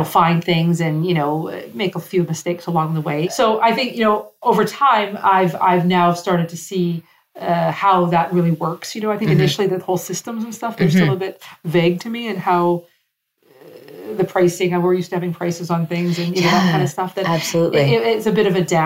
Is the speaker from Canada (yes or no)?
yes; Canada; now in Morocco; my French is pretty much non-existent, sadly, as a Canadian